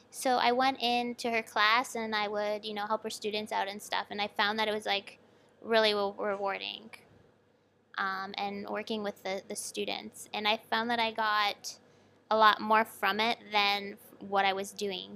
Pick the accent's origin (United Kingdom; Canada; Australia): Canada; Toronto area, Ontario; moved away as an adult; also born or lived in Sackville, New Brunswick, Canada; now in Shenzhen, China; I grew up in the Toronto area, just, like, forty minutes west